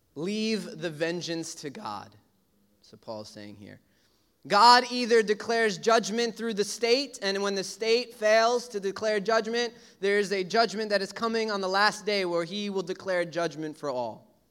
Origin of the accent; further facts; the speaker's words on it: New York City, New York, United States; I grew up in Brooklyn